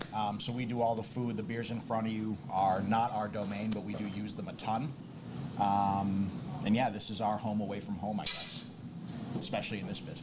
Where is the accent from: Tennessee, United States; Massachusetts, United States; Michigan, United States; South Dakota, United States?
Massachusetts, United States; Brockton; We're born and raised Brocktonians.